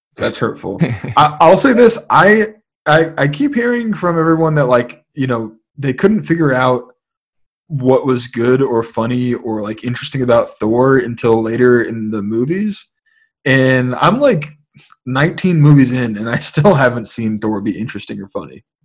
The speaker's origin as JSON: {"language": "English", "town": "San Francisco", "region": "California", "country": "United States", "tie": "born or raised there", "said": "growing up in San Francisco, uh, the majority of my the majority of like my my early years in San Francisco"}